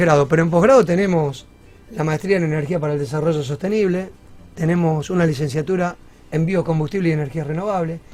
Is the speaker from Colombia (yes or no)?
no; Rosario, Santa Fe, Argentina; soy rosarino, soy más rosarino que argentino